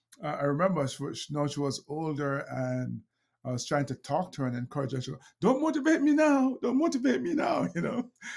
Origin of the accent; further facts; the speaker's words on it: Jamaica; She's from Grenada. I'm from Jamaica. And so we Jamaicans